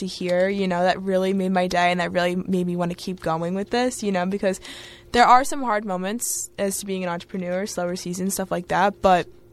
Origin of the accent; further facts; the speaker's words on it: Long Island, New York, United States; I'm from New York. And I'm from Long Island, but I'm 15 minutes away from the city